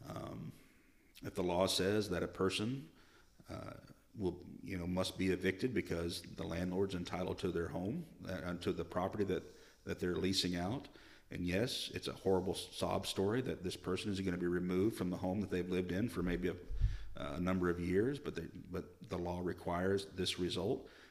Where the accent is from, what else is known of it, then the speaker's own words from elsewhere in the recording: El Paso, Arkansas, United States; moved away as an adult; also born or lived in Olympia area, Washington; now in Washington, United States; I grew up in Arkansas, we were about an hour from Little Rock